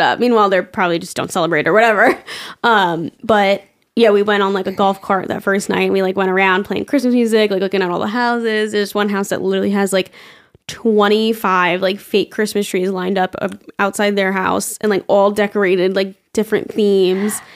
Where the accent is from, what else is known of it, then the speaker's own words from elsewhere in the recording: New York, United States; I'm from New York